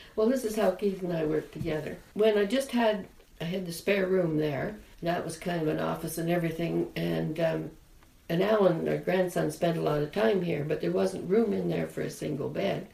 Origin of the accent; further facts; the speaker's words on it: Denbigh, Ontario, Canada; moved away; I come from the North Country